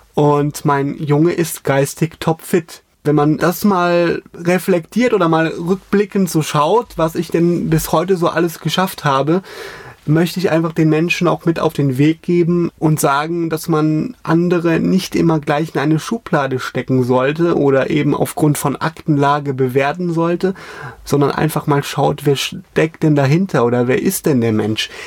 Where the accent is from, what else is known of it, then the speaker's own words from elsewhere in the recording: Koblenz, Rhineland-Palatinate, Germany; bei uns in Koblenz